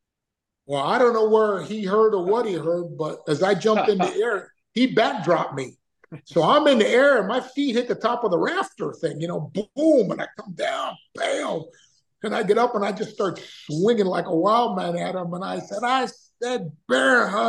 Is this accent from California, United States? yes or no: no; Florida, United States; I'm from Florida